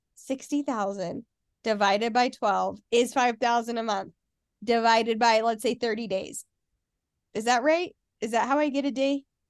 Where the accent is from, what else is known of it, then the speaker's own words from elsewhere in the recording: Salt Lake City, Utah, United States; I grew up in Salt Lake